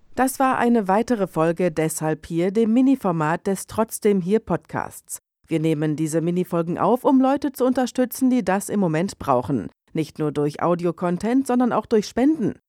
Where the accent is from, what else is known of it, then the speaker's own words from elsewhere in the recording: Essen, North Rhine-Westphalia, Germany; ich bin in, in, Essen ja groß geworden